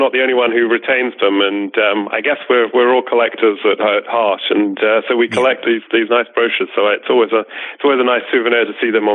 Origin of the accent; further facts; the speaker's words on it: United Kingdom; I grew up a little bit outside of London, to the east of London